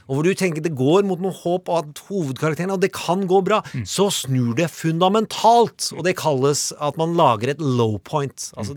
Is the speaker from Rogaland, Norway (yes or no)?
no; Larvik, Vestfold, Norway; Jeg er fra Larvik, og jeg husker godt det ble sagt der når jeg